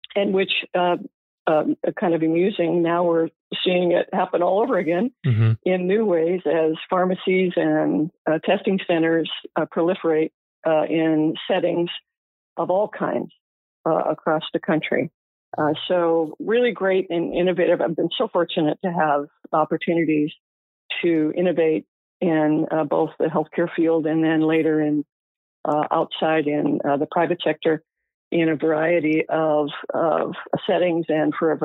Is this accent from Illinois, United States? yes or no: yes; Illinois, United States; moved away as an adult; also born or lived in Iowa; now in Palm Springs, United States; I was born and raised in Iowa and grew up in Illinois, went to school there